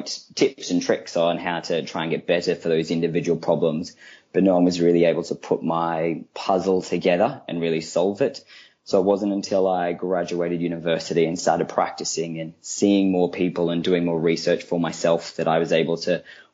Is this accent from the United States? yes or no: no; Australia; moved away as an adult; also born or lived in Queensland (university); now in London, United Kingdom; I am an Australian. As you can hear, I grew up over in Australia. I did all my training at UQ